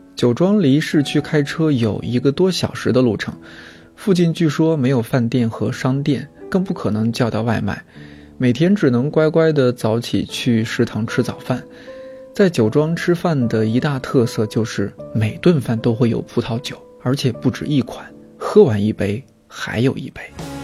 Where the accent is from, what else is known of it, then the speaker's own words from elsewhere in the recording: Shanxi, China; 作为土生土长的山西人